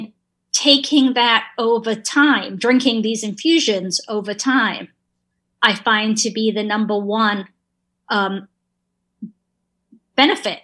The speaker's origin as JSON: {"language": "English", "region": "England", "country": "United Kingdom", "tie": "born or raised there", "moved": "yes", "said": "I grew up in England"}